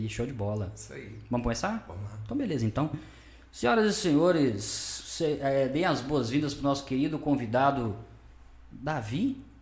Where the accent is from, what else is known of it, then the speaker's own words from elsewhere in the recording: Sete Lagoas, Minas Gerais, Brazil; Sou daqui de Sete ah, Lagoas sim, mesmo.